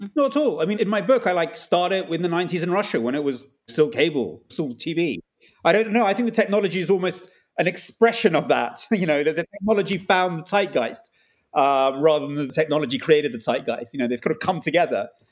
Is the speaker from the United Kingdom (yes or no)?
yes; England, United Kingdom; I was brought up in England